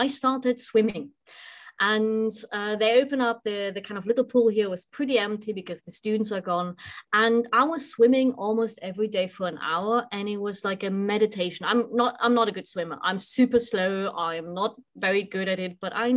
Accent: Weimar, Thuringia, Germany; connects me to my hometown. So I was born in Weimar

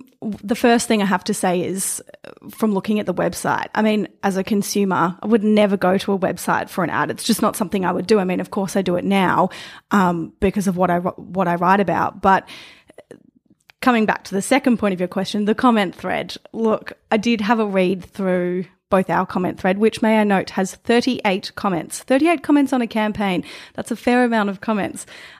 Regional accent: Australia; Do I look at that and think, wow, I'm really proud to be Australian?

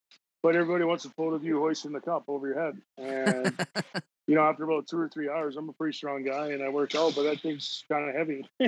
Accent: Edmonton, Alberta, Canada; growing up in Edmonton, being an Edmonton guy, the Oilers

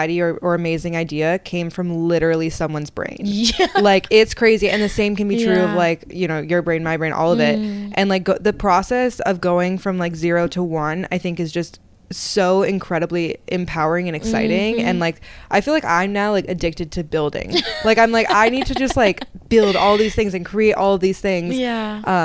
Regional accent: Seattle, Washington, United States; moved away as an adult; also born or lived in Wisconsin / Los Angeles; now in New York City, United States; I grew up in Seattle, born and raised

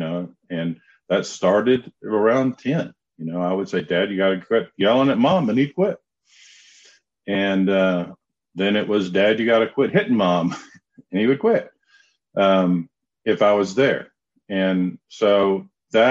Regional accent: Knoxville, Tennessee, United States; accent: southern drawl; also born or lived in Charlotte, North Carolina; I grew up in Knoxville, Tennessee

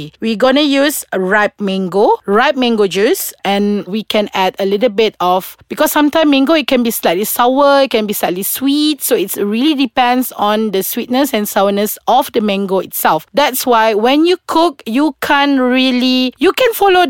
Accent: Sarawak, Malaysia; I'm from Sarawak

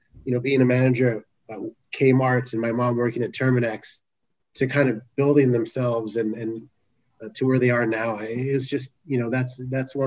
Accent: El Paso, Texas, United States; moved away as an adult; also born or lived in San Antonio, Texas; now in San Diego, United States; originally I was born and raised in El Paso, Texas

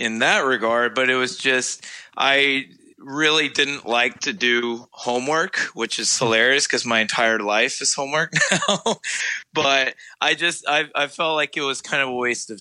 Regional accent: Englewood, Ohio, United States; moved away as an adult; also born or lived in Chicago; now in Charlotte, United States; I grew up outside of Dayton in a little town called Inglewood, Ohio.

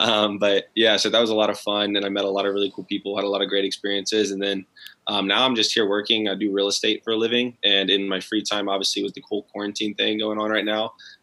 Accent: Austin, Texas, United States; also born or lived in Lago Vista, Texas; I'm actually originally from Austin, Texas, which is where I live now. I grew up here, pretty close to the city

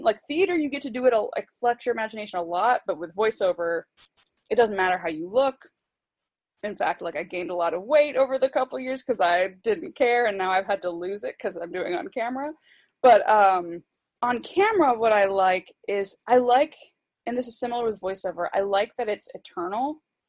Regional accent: Germany; born there; so I was born in Germany, so I can, like, speak conversational German.

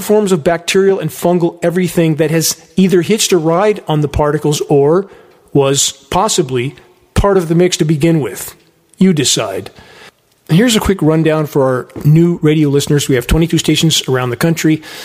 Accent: San Gabriel Mountains, California, United States; now in Redding, United States; I grew up in the San Gabriel Mountains at the base of them

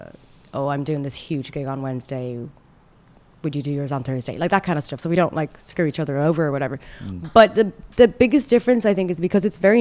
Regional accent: Ireland; accent: sounds like Conor McGregor; moved away as an adult; also born or lived in Sudan / Saudi Arabia; now in Dubai, United Arab Emirates; where are you really from? I'm like, okay, Ireland

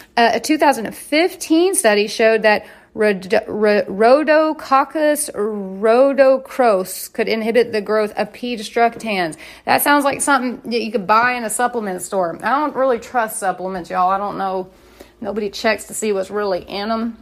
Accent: United States; I'm an American

